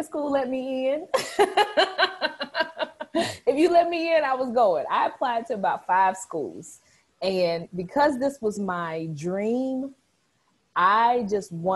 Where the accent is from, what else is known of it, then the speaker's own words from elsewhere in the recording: Southern Illinois, United States; moved away as an adult; also born or lived in Northeast Missouri / St. Louis, Missouri; I'm from Southern Illinois, which is about 2.5 hours south of St. Louis